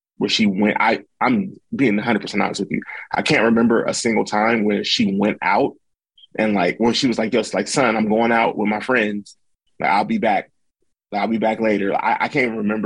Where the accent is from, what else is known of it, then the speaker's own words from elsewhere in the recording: Los Angeles, California, United States; I was born and raised in Los Angeles, but now I'm about an hour, 15 minutes away